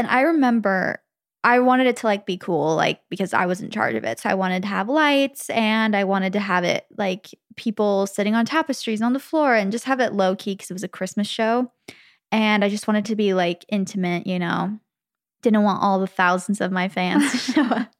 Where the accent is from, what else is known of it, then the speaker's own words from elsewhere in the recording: Arizona, United States; because it was in my hometown in Arizona.